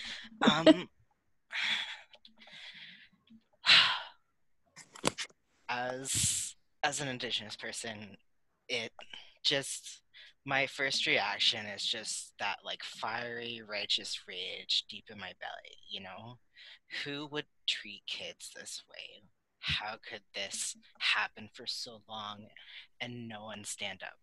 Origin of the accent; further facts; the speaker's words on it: United States; also born or lived in Louisiana; I'm from the States